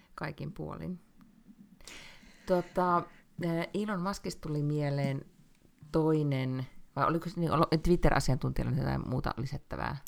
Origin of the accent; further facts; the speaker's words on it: Finland; moved away as an adult; now in Sweden; mä oon Suomesta